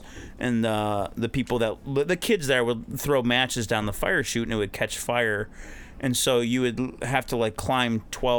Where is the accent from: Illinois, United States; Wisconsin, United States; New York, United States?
Illinois, United States; Chicago; now in Los Angeles, United States; I grew okay. up in the south side of Chicago.